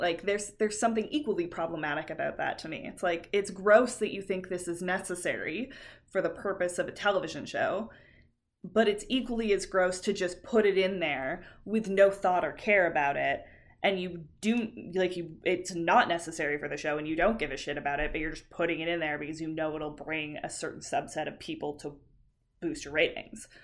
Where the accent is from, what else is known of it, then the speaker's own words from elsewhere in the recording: Canada; we're Canadian